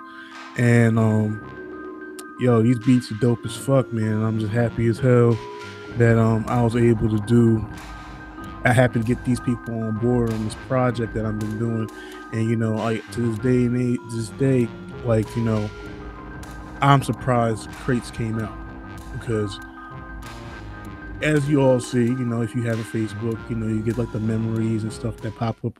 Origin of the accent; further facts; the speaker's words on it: Jersey City, New Jersey, United States; I come from Jersey City